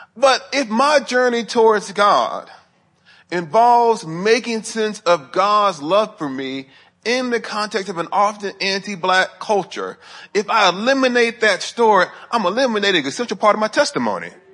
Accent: Huntsville, Alabama, United States; moved away as an adult; also born or lived in Sewanee, Tennessee; I was living in Huntsville, Alabama, up to where I went to school at the University of the South. in Swanee, Tennessee, it's about an hour and ten minutes from my hometown to where my university was

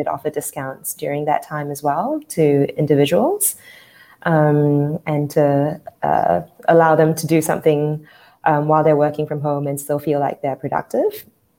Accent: New Zealand; also born or lived in Malaysia / Sydney, Australia; So I was born in Malaysia, and at the age of 10, my family moved to New Zealand. I spent my formative years in New Zealand, went to school there, university, worked there for a few years

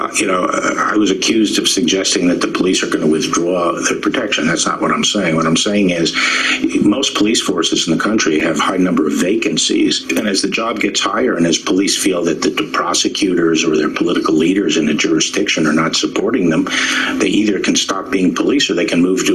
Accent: New York City, New York, United States; I grew up in New York City. NYPD is sort of the police force of my youth.

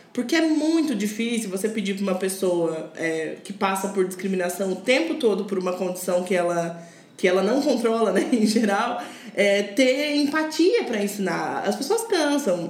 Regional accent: Curitiba, Paraná, Brazil; eu cresci em Curitiba

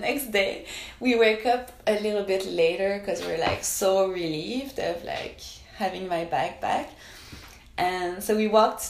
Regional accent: Canada; I'm Canadian

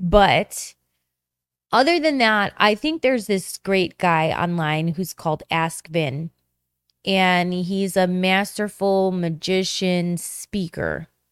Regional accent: Chicago, Illinois, United States; I'm from Chicago

